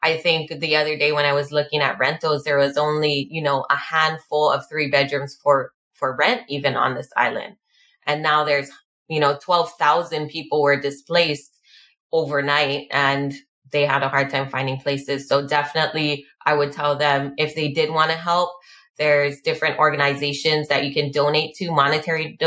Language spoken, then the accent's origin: English; Hawaii, United States; being Hawaiian and having a history of the land being taken here